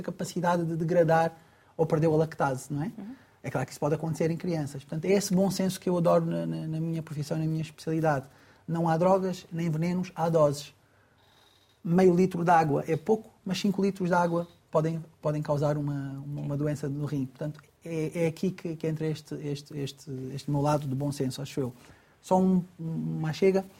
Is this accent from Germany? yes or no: no; Angola; eu, que sou angolano, ou nasci em Angola